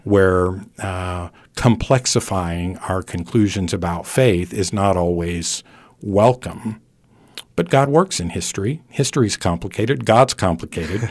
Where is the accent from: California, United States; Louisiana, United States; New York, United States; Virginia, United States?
California, United States; now in Abilene, Texas, United States; I grew up in California